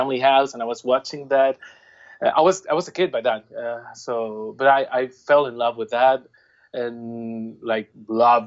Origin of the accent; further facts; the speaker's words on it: Puerto Rico; I'm from Puerto Rico